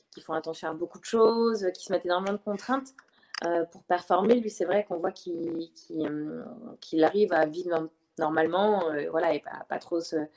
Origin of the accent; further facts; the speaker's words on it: Le Mans, Pays de la Loire, France; moved away as an adult; je suis originaire du Mans, donc euh, c'est pas, ça me rapproche un peu de par là-bas.